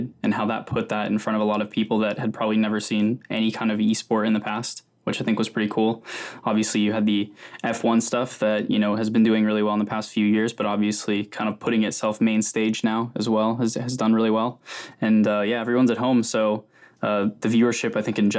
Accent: Wichita, Kansas, United States; now in London, United Kingdom; I'm actually from Wichita, Kansas, originally

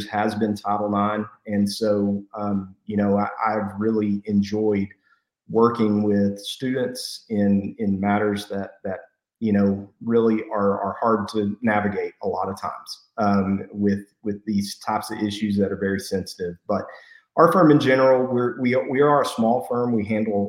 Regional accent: Post, Texas, United States; I'm from Post

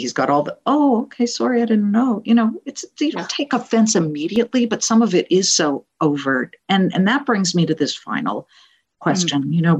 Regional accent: California, United States; moved away as an adult; also born or lived in Columbus, Ohio / Cleveland / Boston; I grew up in California.

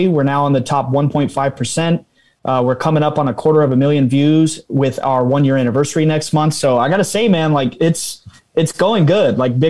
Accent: Fayetteville, North Carolina, United States; that's where we're from

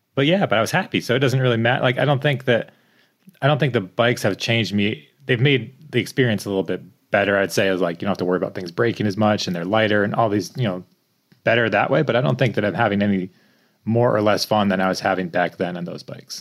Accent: East Coast, United States; now in Bellingham, United States; I grew up in the East Coast

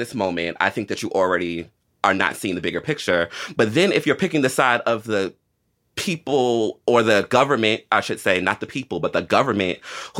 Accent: United States; because I think that is the biggest privilege of being an American

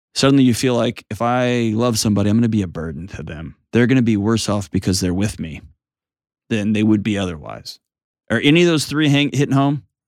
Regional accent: Houston, Texas, United States; moved away; my hometown, H-Tone

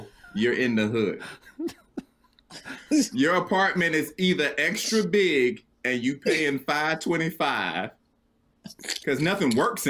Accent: Atlanta, Georgia, United States; So I'm from Atlanta, Georgia. My mother and everybody were from Atlanta, Georgia, was from Southwest Atlanta.

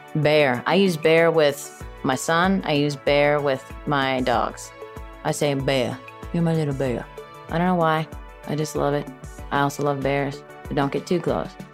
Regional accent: Chicago, Illinois, United States; moved away; I'm from originally from Chicago.

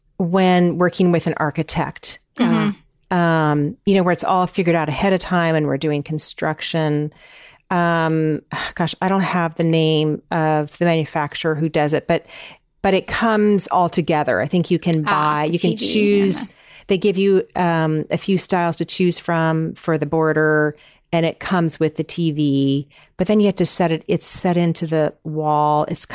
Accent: California, United States; I grew up in Northern California, everyone used this one decorator in this little town that I grew up in, and she specialized in painted floors.

